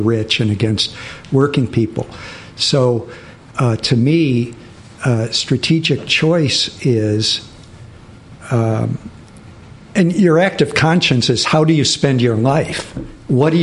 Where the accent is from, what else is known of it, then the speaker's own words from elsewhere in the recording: Michigan, United States; now in New York, United States; I grew up in Michigan with the big Arab American population.